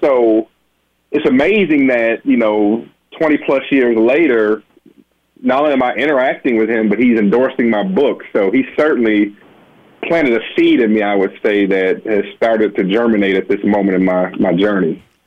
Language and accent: English; Benton Harbor, Michigan, United States; as a little boy growing up in Benton Harbor, Michigan